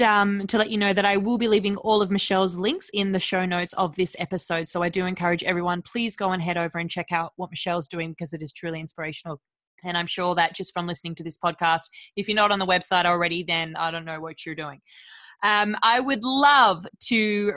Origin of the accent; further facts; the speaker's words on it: Australia; moved away; I love Australia too, but there was always a part of me when I lived there